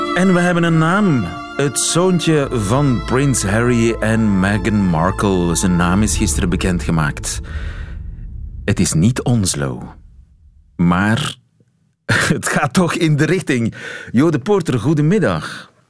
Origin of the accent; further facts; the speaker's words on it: Flanders, Belgium; mijn eh, Vlaamse identiteit